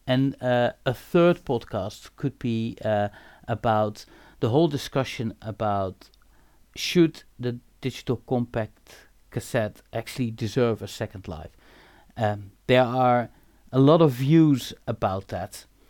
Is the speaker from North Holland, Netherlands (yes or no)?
no; Eindhoven, North Brabant, Netherlands; I'm born and raised in Eindhoven